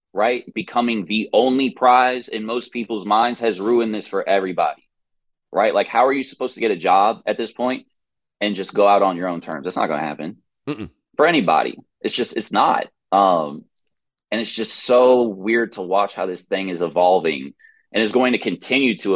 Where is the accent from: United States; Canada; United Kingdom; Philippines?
United States; East Cobb, Georgia; I'm from East Cobb. I grew up in East Cobb. I went to Walton High School.